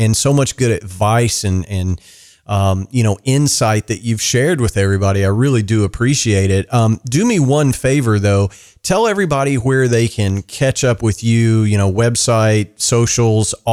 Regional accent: Kentucky, United States; my hometown

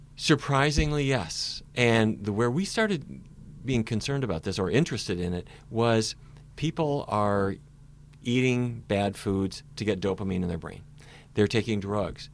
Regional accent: Fargo, North Dakota, United States; moved away; when I was a little kid, growing up in Fargo, North Dakota.

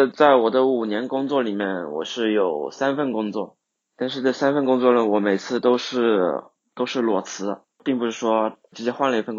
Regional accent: Hunan, China; 我来自湖南，

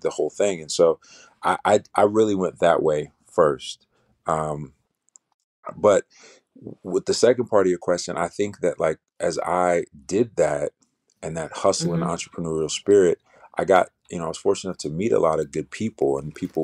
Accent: Chicago, Illinois, United States; I'm from Chicago, you know, south side of Chicago

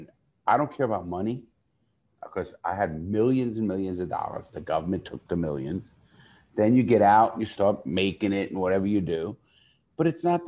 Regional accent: New York City, New York, United States; I grew up in the Bronx, New York

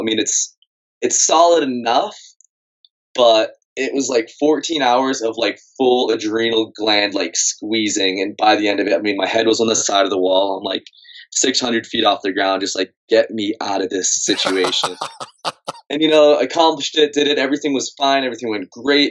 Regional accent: Massachusetts, United States; moved away as an adult; I grew up in Massachusetts

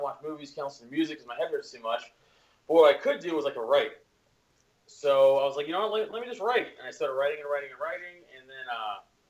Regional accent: New York City, New York, United States; I'm from Staten Island, New York

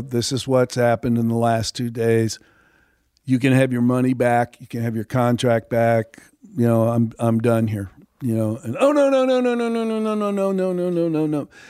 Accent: Texas, United States; growing up in Texas, I was around 'em all my life

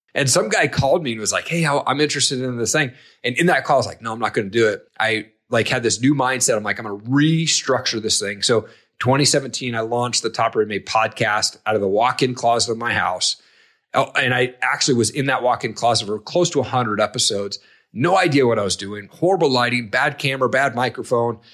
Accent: Eastern Washington, United States; I grew up in Eastern Washington.

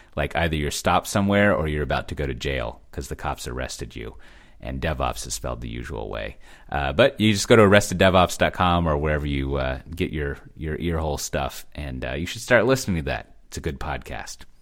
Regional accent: Texas, United States; moved away; being a Texan

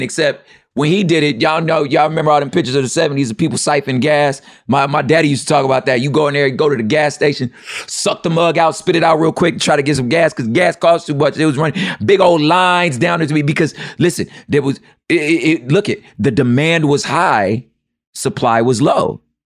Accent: United States; as American as I am

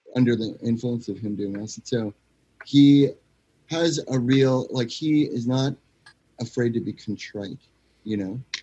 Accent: United States; I was American, I am an American

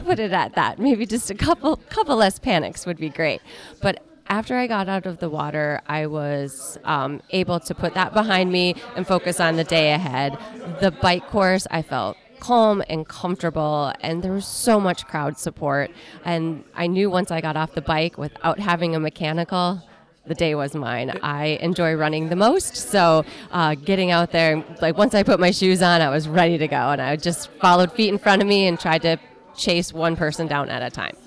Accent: Minot, North Dakota, United States; I am from Minot, North Dakota

